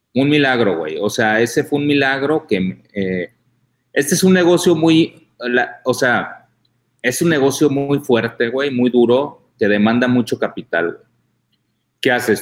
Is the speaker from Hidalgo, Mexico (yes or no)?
no; Tijuana, Baja California, Mexico; yo soy de Tijuana